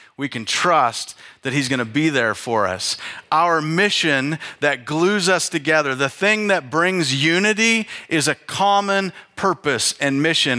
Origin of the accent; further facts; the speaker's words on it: North Idaho, United States; I grew up in North Idaho with a fireplace to heat the house